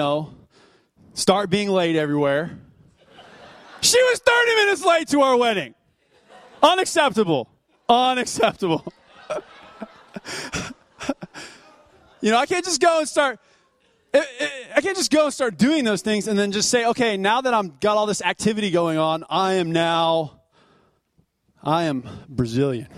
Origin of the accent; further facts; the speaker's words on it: United States; I was born here in the United States